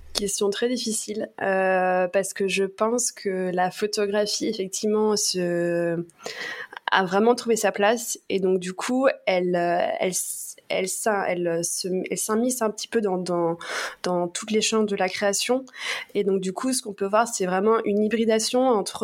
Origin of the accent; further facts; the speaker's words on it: Paris, Île-de-France, France; je suis parisienne